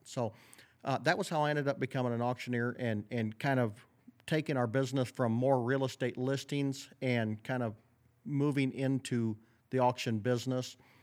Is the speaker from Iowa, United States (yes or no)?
yes; Northwest Iowa, United States; I grew up in Northwest Iowa